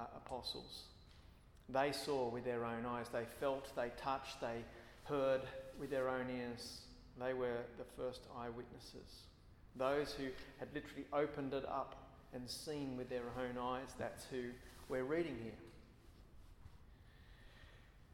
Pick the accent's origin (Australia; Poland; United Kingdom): Australia; as an Australian